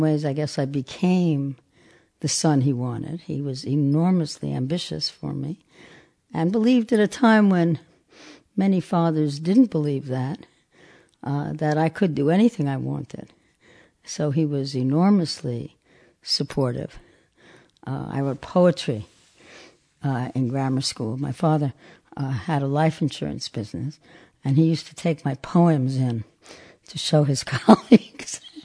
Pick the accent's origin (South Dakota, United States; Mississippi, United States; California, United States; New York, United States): New York, United States; New York City; I'm from Brooklyn, New York, born in nineteen thirty-six